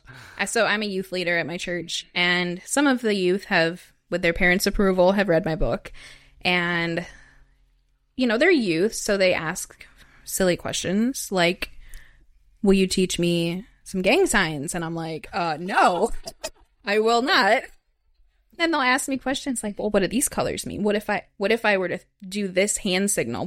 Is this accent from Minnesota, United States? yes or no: no; Wisconsin, United States; also born or lived in Chicago / Madison; I'm from Wisconsin originally, and I grew up in a small town.